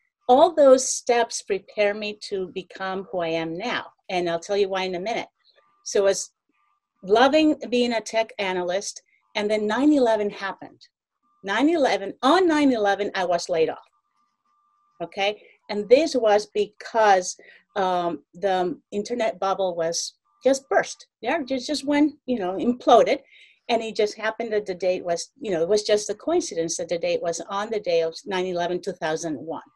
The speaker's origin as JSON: {"language": "English", "country": "Peru", "tie": "born or raised there", "also_born_or_lived": "New York", "moved": "yes", "lives_now": "United States", "said": "When I became an immigrant into the States, I was born in Peru. And when I moved to the United States"}